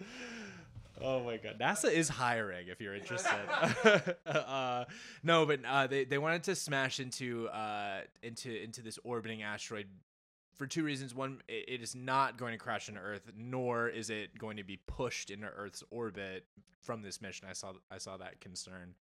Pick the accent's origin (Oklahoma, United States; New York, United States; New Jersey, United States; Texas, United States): New Jersey, United States; born and bred in New Jersey